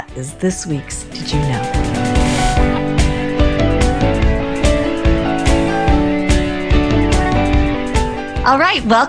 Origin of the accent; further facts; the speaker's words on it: Boulder, Colorado, United States; growing up in Boulder, Colorado. So I grew up and I was like a handful of Asians in my graduating class